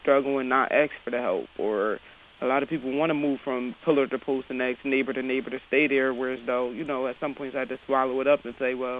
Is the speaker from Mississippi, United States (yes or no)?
no; Harrisburg, Pennsylvania, United States; It was a struggle going to John Harris and having to walk so far to go to school